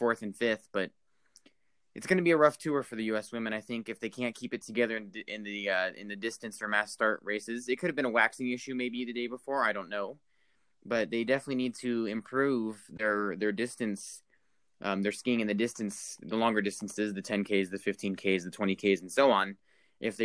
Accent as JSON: {"language": "English", "country": "United States", "said": "as an American fan"}